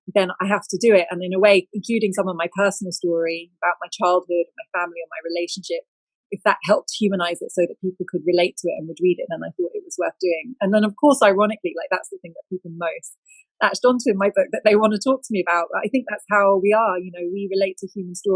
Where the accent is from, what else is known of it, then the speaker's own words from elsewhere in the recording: United Kingdom; describe myself as British